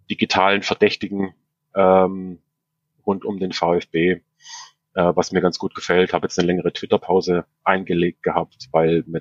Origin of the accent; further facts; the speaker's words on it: Upper Swabia, Baden-Württemberg, Germany; moved away; Ich komme ursprünglich aus Oberschwaben, aus der Heimatstadt vom Mario.